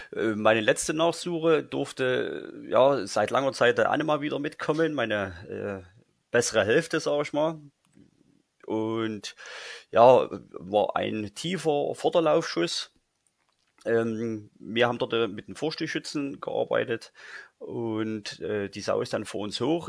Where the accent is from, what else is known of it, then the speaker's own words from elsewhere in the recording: Saxony, Germany; bei uns in Sachsen